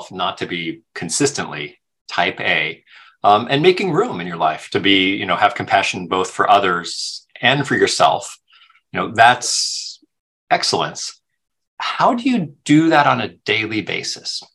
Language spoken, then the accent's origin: English; Cupertino, California, United States; I'm from Cupertino, back when it was Aerospace Valley, before it was Silicon Valley.